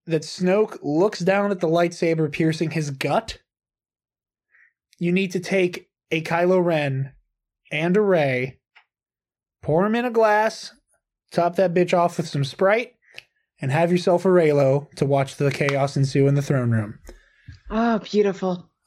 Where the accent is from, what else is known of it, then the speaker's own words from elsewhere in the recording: Ireland; I'm Irish.